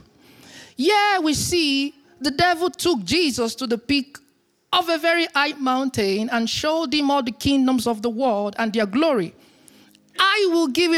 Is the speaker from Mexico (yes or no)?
no; Nigeria; now in Berlin, Germany; I am from Nigeria.